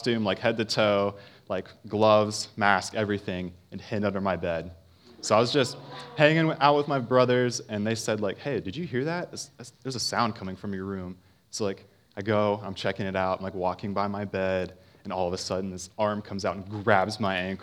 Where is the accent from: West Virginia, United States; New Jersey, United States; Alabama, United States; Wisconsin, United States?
West Virginia, United States; Parkersburg; I grew up in Parkersburg, West Virginia